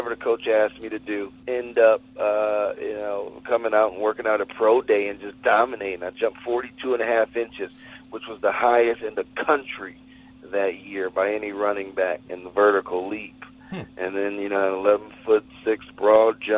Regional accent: Michigan, United States; also born or lived in Cincinnati, Ohio / Akron, Ohio; I left Michigan. I came from Michigan

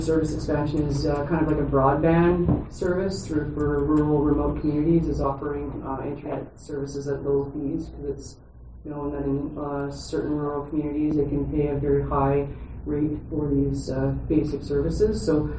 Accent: Grand Prairie, Alberta, Canada; We're from Grand Prairie

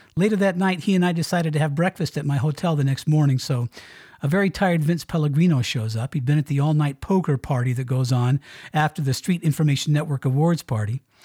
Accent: Colorado, United States; moved away as an adult; also born or lived in Miami, Florida; Heading back out here to my home state in Colorado

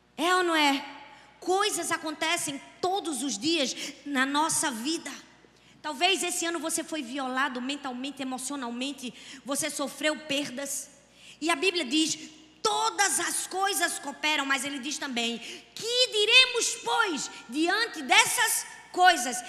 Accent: Northeast Region, Brazil; eu sou nordestina

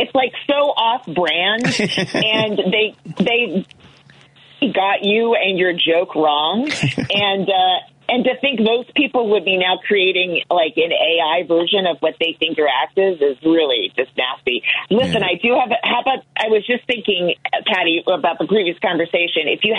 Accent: California, United States; And so I said I was from California somehow when I was talking to the audience

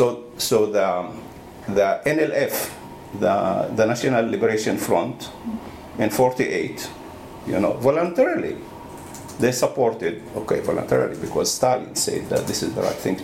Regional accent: Galilee, Israel; now in East Jerusalem; I'm coming from the Galilee and I'm living in East Jerusalem, and when I'm in East Jerusalem, I'm more like a resident rather than a citizen

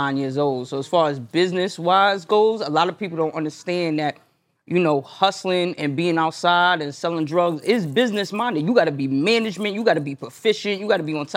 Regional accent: New York City, New York, United States; I was raised in Brooklyn in the 90s.

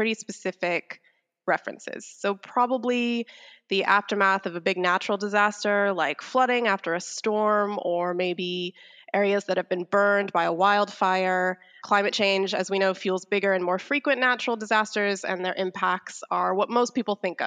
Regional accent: United States; I'm an American

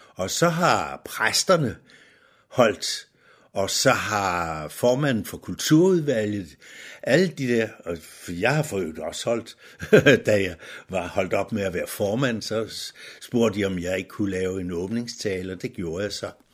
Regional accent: Nykøbing Falster, Zealand, Denmark; moved away as an adult; now in Humlebæk, Denmark; Jeg er ikke født i Humlebæk. Jeg er fra Nykøbing Falster

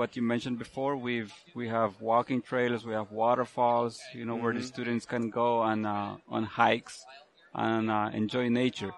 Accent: Belize; now in Tennessee, United States; I'm from Belize, Central America, and it's one of the most beautiful countries in the world.

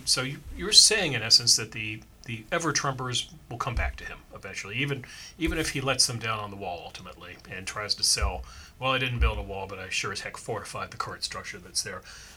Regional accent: Washington, District of Columbia, United States; I was born in Washington, D.C., so I'm a swamp creature, too.

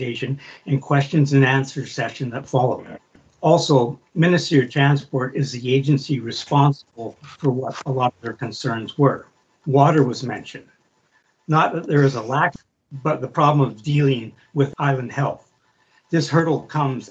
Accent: Comox Valley, British Columbia, Canada; I was born and raised in the Comox Valley

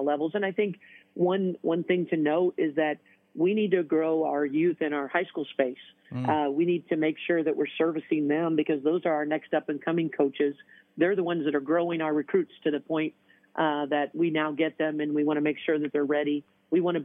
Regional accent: Southern Indiana, United States; moved away as an adult; now in Toledo, United States; I'm from Southern Indiana, and I played at Purdue

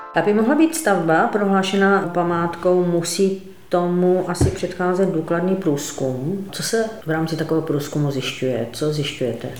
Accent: Ostrava, Moravian-Silesian Region, Czechia; Já jsem třeba z Ostravy

